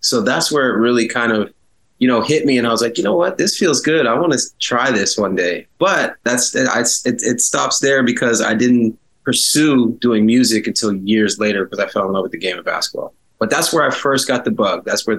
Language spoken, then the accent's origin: English; Halifax, Nova Scotia, Canada; also born or lived in Toronto; I moved back to Halifax from Toronto when I was about 11 years old